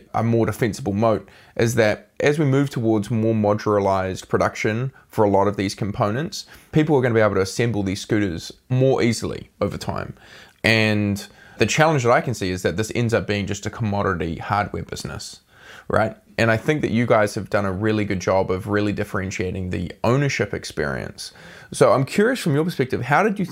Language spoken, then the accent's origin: English; New Zealand; I'm a Kiwi